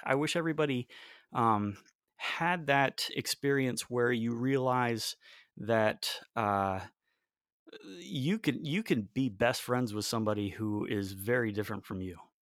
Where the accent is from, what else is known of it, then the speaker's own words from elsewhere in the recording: Raleigh, North Carolina, United States; also born or lived in Belém, Brazil; I grew up in North Carolina, in Raleigh, North Carolina, which is, uh, where I live now